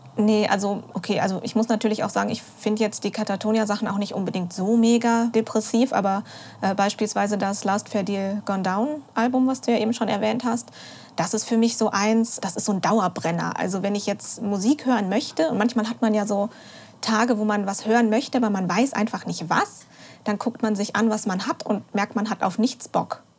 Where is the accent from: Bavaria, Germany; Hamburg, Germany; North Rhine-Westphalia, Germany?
North Rhine-Westphalia, Germany; Ich komme ja aus der Region